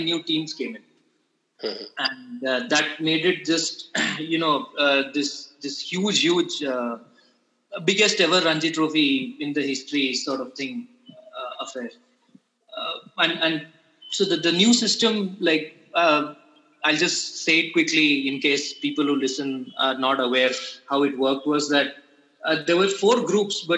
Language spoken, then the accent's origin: English; Puducherry, India; I'm from Pondicherry